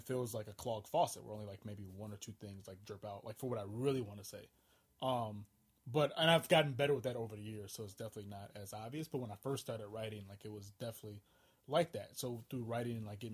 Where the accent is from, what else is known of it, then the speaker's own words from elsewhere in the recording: St. Paul, Minnesota, United States; I'm from St. Paul, Minnesota, but a lot of my family on my father's side is from Alabama